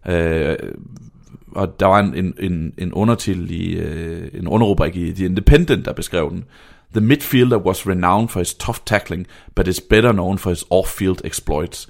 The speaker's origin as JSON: {"language": "Danish", "town": "Vejle", "region": "Southern Denmark", "country": "Denmark", "said": "jeg er fra Vejle"}